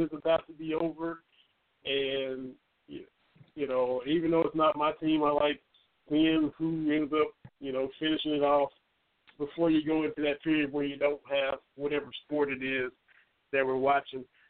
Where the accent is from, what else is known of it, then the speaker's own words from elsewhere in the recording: Lynch, Kentucky, United States; now in Morristown, United States; I grew up with in Little Lynch, Kentucky, where I'm from